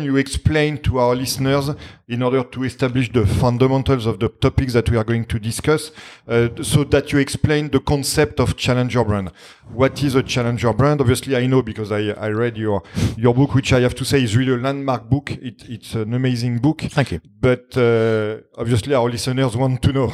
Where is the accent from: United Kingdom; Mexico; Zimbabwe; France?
France; accent: French; English is a second language; my French accent